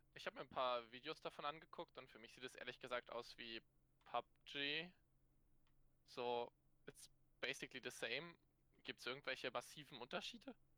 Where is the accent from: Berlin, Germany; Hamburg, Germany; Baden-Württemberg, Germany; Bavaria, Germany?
Berlin, Germany; wir kommen ja hier alle aus Berlin.